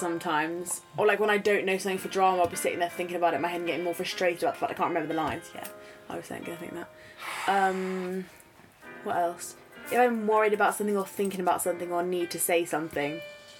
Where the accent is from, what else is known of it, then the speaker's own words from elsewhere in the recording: Surrey, South East England, United Kingdom; we're from Surrey.